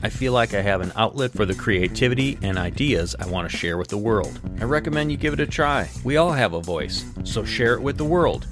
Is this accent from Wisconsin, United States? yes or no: yes; Wisconsin, United States; Luke and I grew up here in Wisconsin